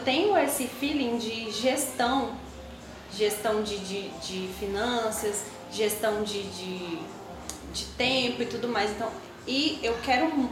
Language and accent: Portuguese; Açailândia, Maranhão, Brazil; moved away; also born or lived in Tocantins; eu morava em Açailândia, Açailândia, Maranhão. É uma cidade de 110 mil habitantes